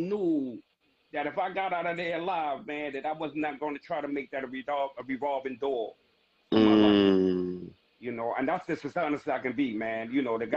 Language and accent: English; New York City, New York, United States; I'm born and raised in Harlem